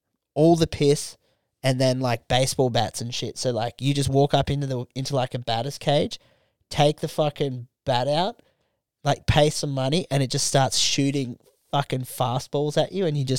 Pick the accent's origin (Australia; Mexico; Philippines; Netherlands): Australia; But I'm Australian, though.